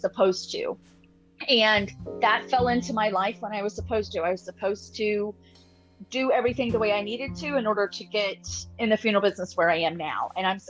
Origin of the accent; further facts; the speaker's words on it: Florida, United States; also born or lived in Alabama; I was actually born in Alabama, but I was raised in Florida for the past, 40 years.